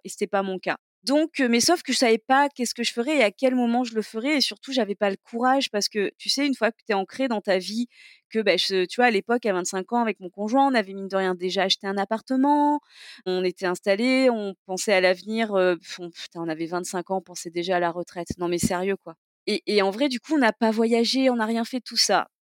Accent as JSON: {"language": "French", "town": "Toulon", "region": "Provence-Alpes-Côte d'Azur", "country": "France", "tie": "born or raised there", "also_born_or_lived": "Digne-les-Bains / Saint-Mandrier / Hyères / Marseille", "said": "je suis du sud de la France et non pas du sud de la frange, mais euh, du sud de la France et euh, donc j'ai grandi, dans le dans le sud-est"}